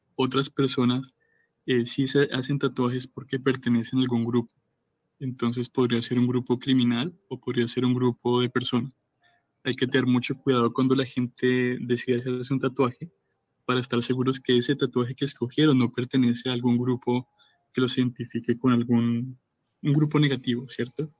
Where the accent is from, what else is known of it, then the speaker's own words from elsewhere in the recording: Colombia; yo me voy de Colombia a vivir a Corea